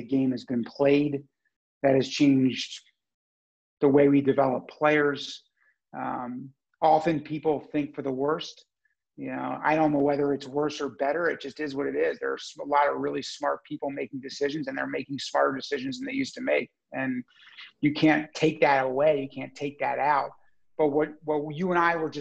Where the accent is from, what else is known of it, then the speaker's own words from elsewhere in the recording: United States; moved away as an adult; also born or lived in Baltimore; now in Canada; I grew up in the United States